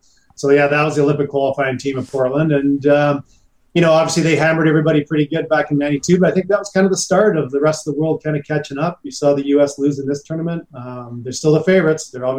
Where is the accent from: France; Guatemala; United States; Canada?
Canada; We're all from Canada